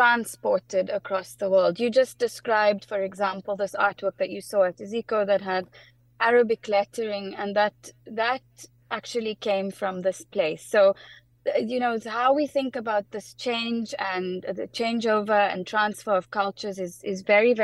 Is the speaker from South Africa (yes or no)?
yes; South Africa; also born or lived in United Kingdom; I'm South African, born and bred